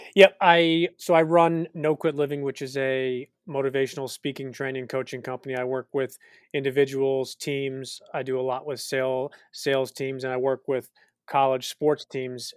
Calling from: Greenwich, Connecticut, United States; I'm calling in from Greenwich, Connecticut, in the United States.

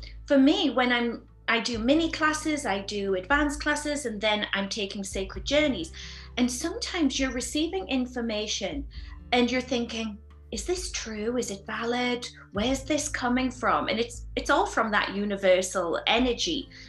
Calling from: Sedona, Arizona, United States; I'm here live from Sedona, Arizona, and the sun is shining

